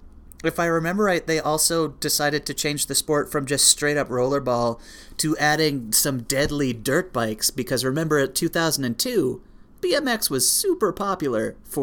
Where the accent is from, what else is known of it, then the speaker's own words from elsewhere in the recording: Canada; we are Canadian.